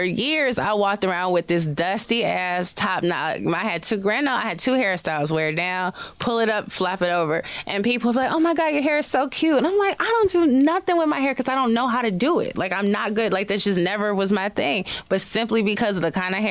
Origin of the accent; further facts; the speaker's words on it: Chicago south suburbs, Illinois, United States; now in New York, United States; I'm from Chicago